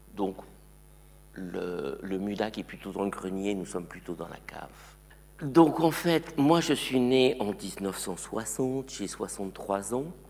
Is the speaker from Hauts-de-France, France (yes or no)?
no; eastern France, near the border with Luxembourg, Grand Est, France; also born or lived in Morocco; now in Switzerland; ils ont déménagé dans l'est de la France, tout près de la frontière avec le Luxembourg. Je devais avoir deux ans. Donc, j'allais dire que mon enfance, moi, elle est française